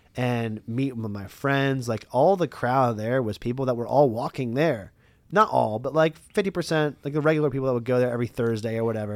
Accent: Lancaster, Pennsylvania, United States; I'm from Lancaster for years and years and years

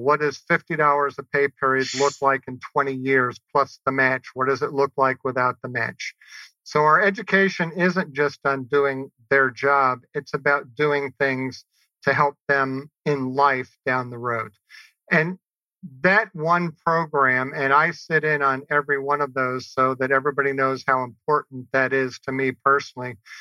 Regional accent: New Orleans, Louisiana, United States; growing up in New Orleans.

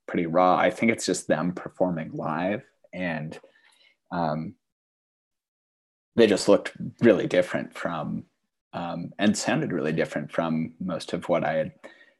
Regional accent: Fergus Falls, Minnesota, United States; now in Duluth, United States; growing up in Fergus Falls, Minnesota

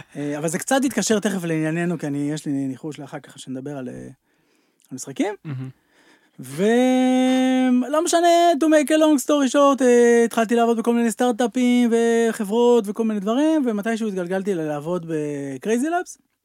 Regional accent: Tel Aviv, Tel Aviv District, Israel; גרתי בתל אביב, העיר הגדולה, סתם נולדתי בתל אביב

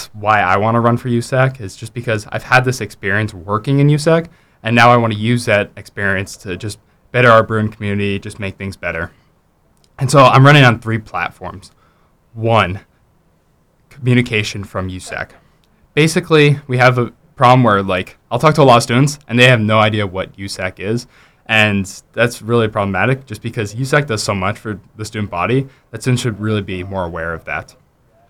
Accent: Phoenix, Arizona, United States; moved away as an adult; now in Los Angeles, United States; I'm from Phoenix, Arizona

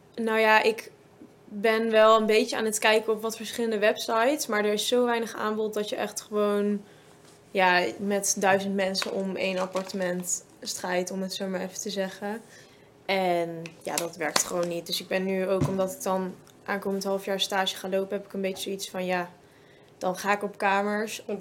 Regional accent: Zevenaar, Gelderland, Netherlands; ik kom uit Zevenaar

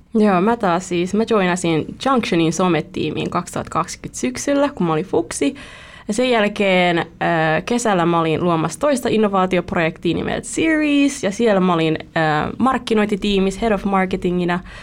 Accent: Vietnam; now in Espoo, Finland; olen vietnamilainen

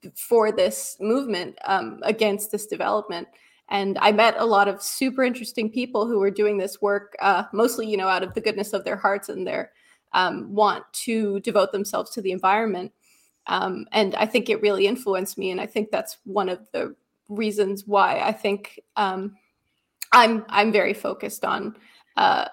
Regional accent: Great Guana Cay, Abaco, Bahamas; now in Halifax, Canada; I grew up in Abaco on a little key called Great Guanaki.

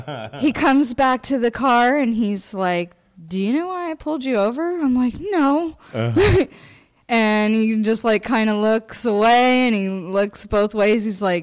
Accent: Florida, United States

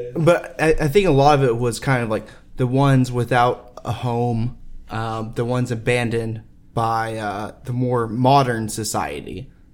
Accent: Texas, United States; I grew up in Texas

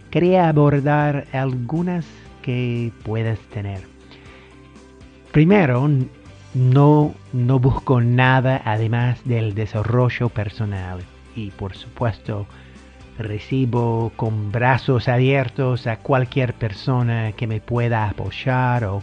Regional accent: United States; Spanish is a second language; soy el gringo del podcast, pero bueno, sí estoy aprendiendo el español.

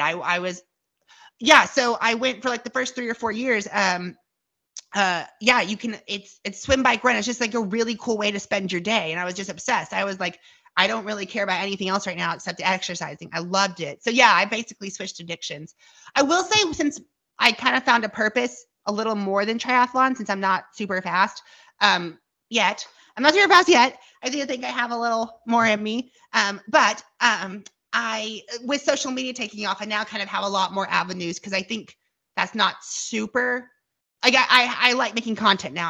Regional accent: Tulsa, Oklahoma, United States; Tulsa where I live, my hometown

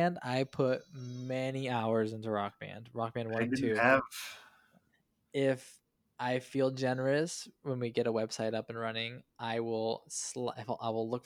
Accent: Iowa, United States; now in California, United States; I'm from Iowa

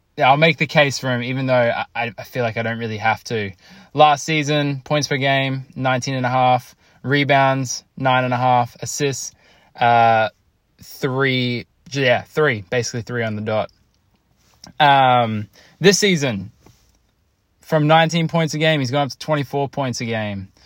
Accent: Australia; I'm Australian

